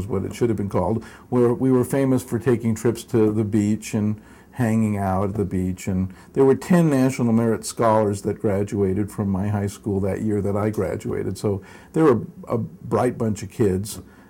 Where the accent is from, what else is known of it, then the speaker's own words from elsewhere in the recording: West Covina, California, United States; moved away as an adult; also born or lived in Brooklyn, New York / Rosemead, California; now in Utah, United States; They lived briefly in Rosemead, California, and then they settled in West Covina where I grew up. I went to the Covina High School, which was not in West Covina, but it was the school district that I was in.